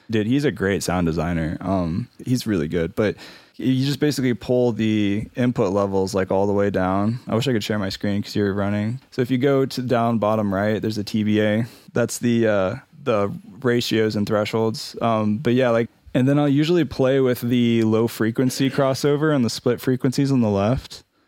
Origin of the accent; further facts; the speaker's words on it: Ohio, United States; also born or lived in Indianapolis, Indiana; now in Denver, United States; I'm from Ohio originally. I like to say I'm from Ohio 'cause that's just my people.